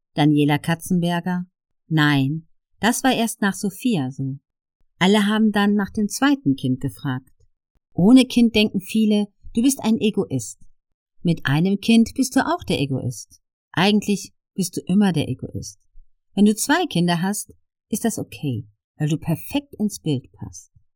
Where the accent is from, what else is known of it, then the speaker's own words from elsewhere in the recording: Ludwigshafen, Rhineland-Palatinate, Germany; Ich komme ja aus Oggersheim und wir waren früher immer in der Gastronomie.